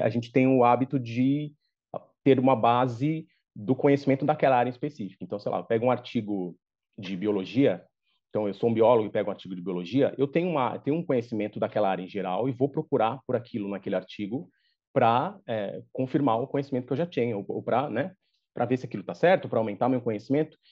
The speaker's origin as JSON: {"language": "Portuguese", "region": "São Paulo", "country": "Brazil", "tie": "born or raised there", "said": "eu sou natural de São Paulo, sou paulistano"}